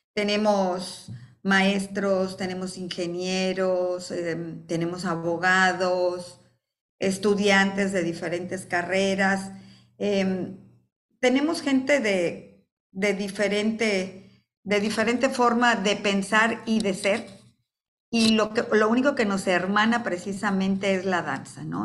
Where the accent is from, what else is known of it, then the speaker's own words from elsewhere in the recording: Coatzacoalcos, Veracruz, Mexico; also born or lived in Mexico City; me regresé a mi ciudad natal, Coatzacoalcos